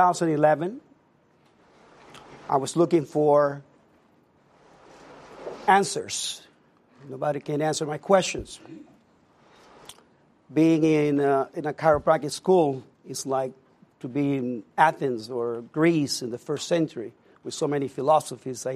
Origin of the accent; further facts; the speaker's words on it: Puerto Rico; moved away; I was born and raised in Puerto Rico